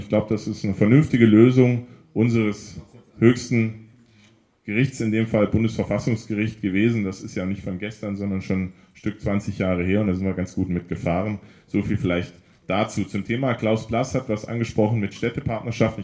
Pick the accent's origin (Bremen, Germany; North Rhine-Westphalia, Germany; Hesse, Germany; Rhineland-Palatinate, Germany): Hesse, Germany; Kassel; wie ich aufgewachsen bin am Grunnelbach